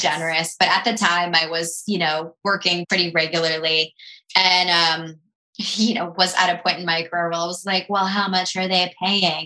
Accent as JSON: {"language": "English", "town": "Tampa", "region": "Florida", "country": "United States", "moved": "yes", "said": "I'm from Tampa"}